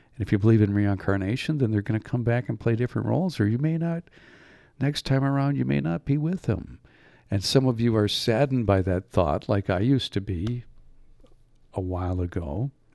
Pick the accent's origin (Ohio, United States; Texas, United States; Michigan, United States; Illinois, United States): Michigan, United States; Upper; moved away as an adult; also born or lived in Mississippi / Escanaba, Michigan; I was from Upper Michigan.